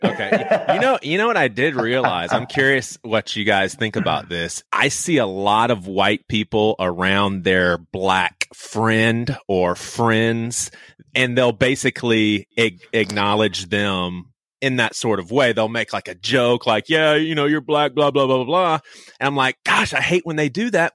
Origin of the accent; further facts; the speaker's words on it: the South, United States; growing up in the South with black and white friends